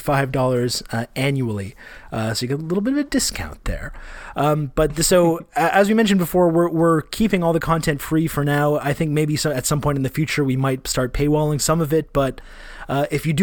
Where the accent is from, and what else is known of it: Canada; accent: Canadian